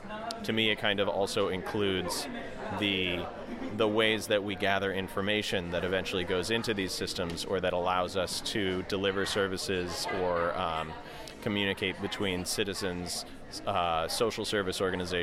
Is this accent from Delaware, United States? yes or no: yes; Delaware, United States; I'm the brigade captain for Open Data Delaware, and I'm from Delaware.